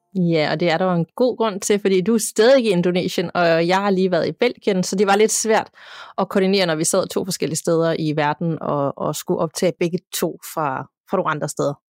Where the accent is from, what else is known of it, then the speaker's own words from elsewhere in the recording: Denmark; hjemme i Danmark